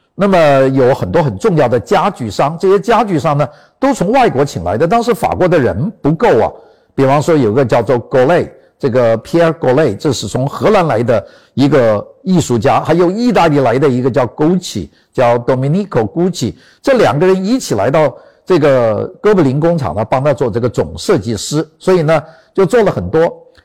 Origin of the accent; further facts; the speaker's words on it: China; 我们中国人